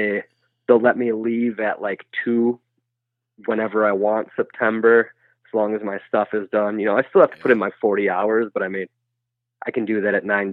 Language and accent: English; Wisconsin, United States; Yeah, with my family, that's exactly what it was. My grandpa hunted.